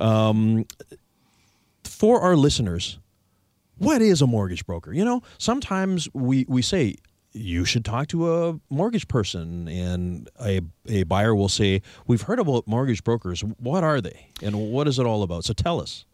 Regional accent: Victoria, British Columbia, Canada; like me, you're a locally born and raised Victorian.

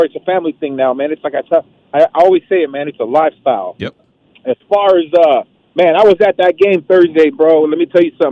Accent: East Bay, California, United States; also born or lived in Los Angeles; I was born in L.A., but I was raised in the Bay. I was raised in the East Bay.

